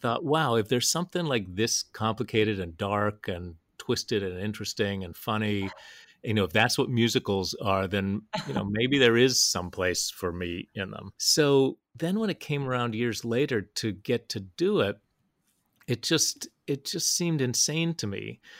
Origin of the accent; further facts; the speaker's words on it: Huntington, West Virginia, United States; moved away; also born or lived in New York; I grew up in West Virginia, and that was where my dad was teaching